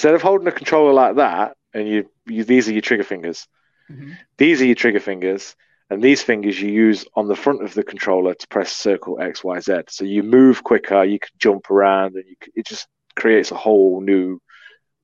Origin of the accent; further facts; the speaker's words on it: United Kingdom; accent: British; I'm British